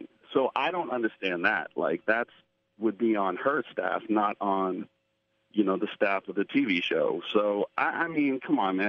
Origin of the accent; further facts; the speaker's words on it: Boston, Massachusetts, United States; that's my hometown